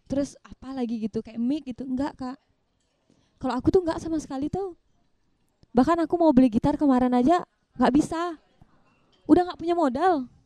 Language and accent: Indonesian; Nusa Penida, Bali, Indonesia; moved away; aku kan merantau aku kan asli dari Nusa Penida